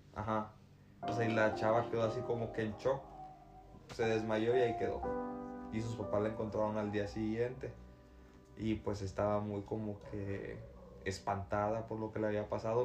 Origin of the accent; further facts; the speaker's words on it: Tamaulipas, Mexico; de donde yo soy, que es de Tamaulipas